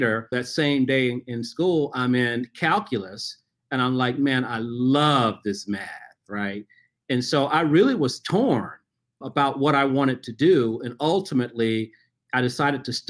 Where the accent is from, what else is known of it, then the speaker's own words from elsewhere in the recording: Memphis, Tennessee, United States; I grew up in Memphis, Tennessee